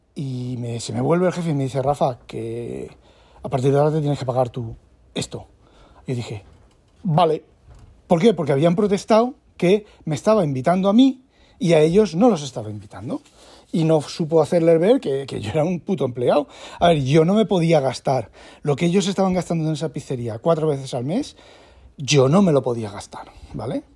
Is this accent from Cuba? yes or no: no; Spain; moved away as an adult; now in Netherlands; siendo español